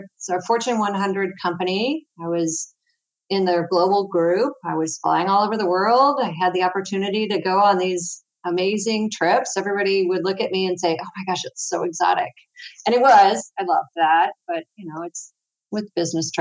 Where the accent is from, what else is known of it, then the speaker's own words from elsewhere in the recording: St. Louis, Missouri, United States; I'm from St. Louis, Missouri, so I'm right in the middle of the U.S.